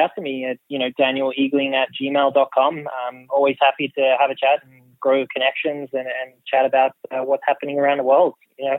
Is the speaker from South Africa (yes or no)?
no; Australia; now in Ireland; the only Australian